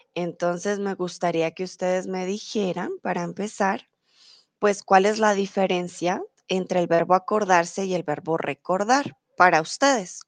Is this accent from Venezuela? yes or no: no; Colombia; now in Germany; soy de Colombia, vivo comúnmente en Alemania, pero ahora estoy en México